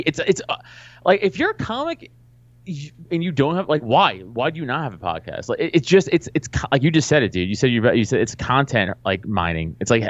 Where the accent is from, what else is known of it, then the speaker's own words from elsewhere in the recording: New York City, New York, United States; I'm from Staten Island, and I was doing comedy in Staten Island